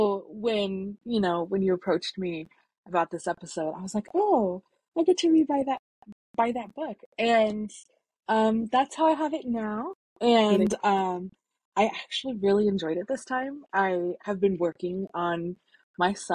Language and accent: English; a small town in Colorado, United States; I am from a small town in Colorado. It's where I was born and raised.